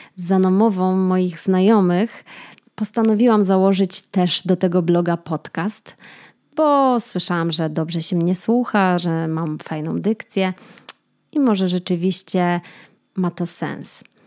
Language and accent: Polish; Kraków, Lesser Poland, Poland; moved away as an adult; also born or lived in Łódź; now in Warsaw, Poland; Mieszkam w Warszawie, pochodzę z Krakowa, a studiowałam w Łodzi